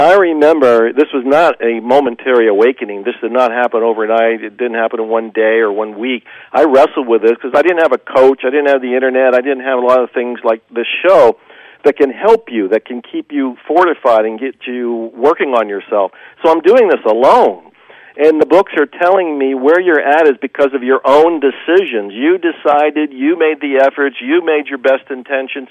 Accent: Ohio, United States; moved away; also born or lived in Dallas; I wasn't born in Dallas. I was born in Ohio.

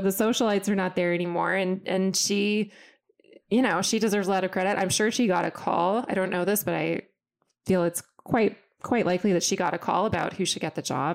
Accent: Austin, Texas, United States; I come from Austin, Texas, and my dad was a math professor

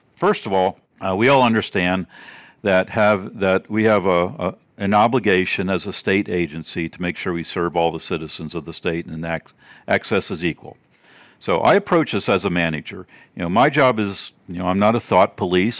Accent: Baltimore, Maryland, United States; moved away as an adult; also born or lived in Georgia; I'm from Maryland, the Baltimore, D C area originally

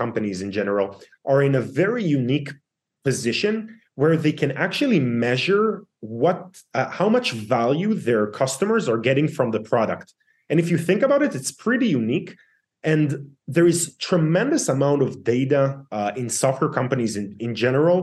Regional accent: Israel; born and raised in Israel

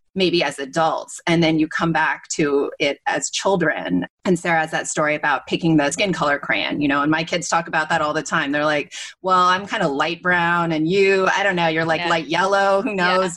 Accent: West Coast, United States; also born or lived in Asia; I grew up on the West Coast and sort of spent a lot of time in Asia

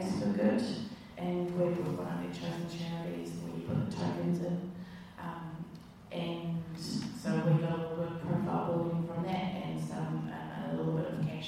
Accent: Tauranga, Bay of Plenty, New Zealand; also born or lived in Wellington, New Zealand / London, United Kingdom; I grew up in Tauranga, moved here when I was 3, so I went to St Mary's and then went to Tauranga Girls College

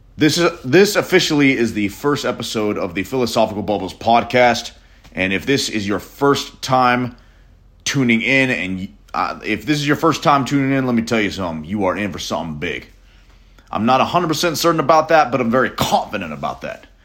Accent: Nashville, Tennessee, United States; I'm a musician from Nashville, Tennessee

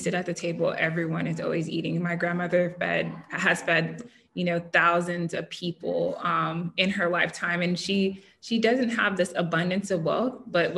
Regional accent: Southern California, United States; I grew up in Southern California.

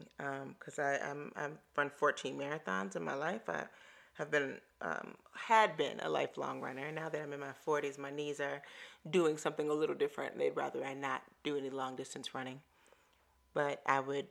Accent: Chicago, Illinois, United States; moved away as an adult; also born or lived in Hawaii; now in Atlanta, United States; I grew up in Chicago and ran the lakefront where there are no cars.

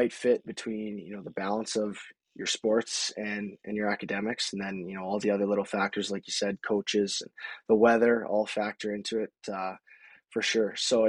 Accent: Medicine Hat, Alberta, Canada; moved away as an adult; I'm actually from Canada as well

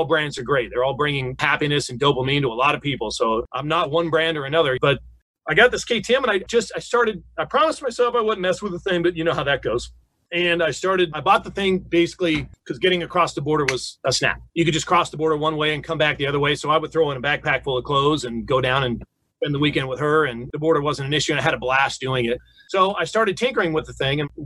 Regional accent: Newport Beach, California, United States; I grew up in Newport Beach, so I was in the water twice a day in the summer

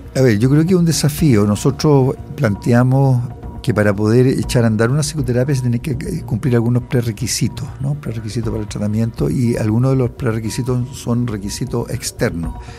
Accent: Chile

